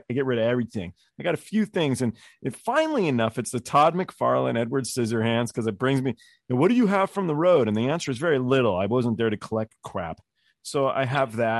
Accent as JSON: {"language": "English", "region": "England", "country": "United Kingdom", "said": "I'm like English"}